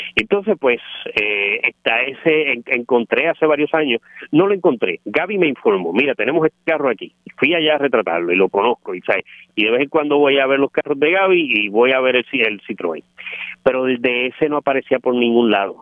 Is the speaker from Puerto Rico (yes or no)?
yes; Puerto Rico; aquí de pequeño, aquí en Puerto Rico